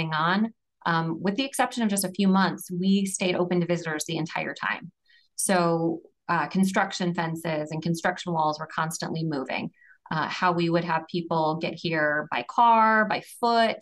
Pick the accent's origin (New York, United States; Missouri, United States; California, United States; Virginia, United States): Missouri, United States; St. Louis; Growing up in St. Louis, anytime you go away, even a couple hours, and you drive back into town and you see the arch, you just have this immediate warm feeling of home.